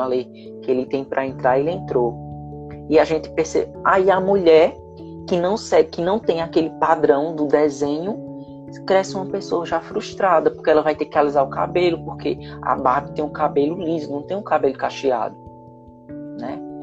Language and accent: Portuguese; Caruaru, Pernambuco, Brazil; eu moro em Caruaru